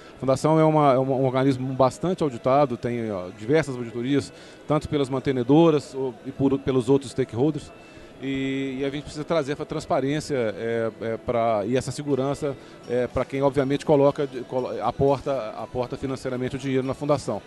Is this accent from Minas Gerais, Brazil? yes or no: yes; Minas Gerais, Brazil; como bom mineiro